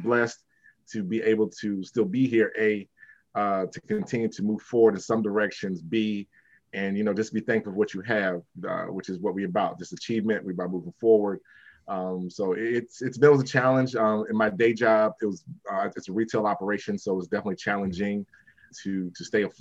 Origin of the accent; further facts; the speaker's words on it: Maple Heights, Ohio, United States; I'm from originally from Maple Heights, Ohio, suburb of Cleveland, Ohio